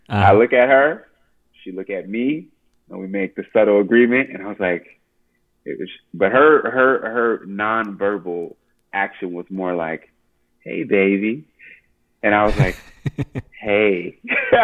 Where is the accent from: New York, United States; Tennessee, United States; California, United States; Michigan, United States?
California, United States; Oakland; I'm from Oakland.